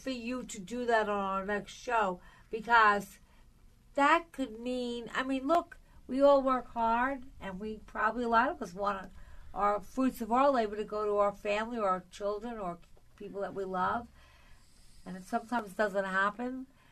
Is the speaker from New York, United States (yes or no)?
yes; Long Island, New York, United States; now in New York City, United States; I grew up on Long Island, so you know I didn't live in a building ever